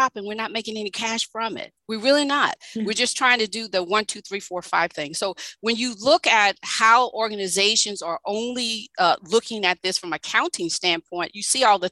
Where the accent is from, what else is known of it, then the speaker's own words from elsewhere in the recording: Louisiana, United States; grew up in the South, and equity, diversity, and inclusion was just not a thing that was occurring there in Louisiana